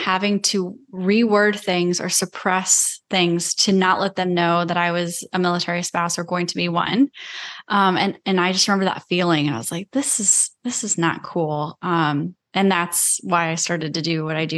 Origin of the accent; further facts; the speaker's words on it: Iowa, United States; moved away; I grew up in Iowa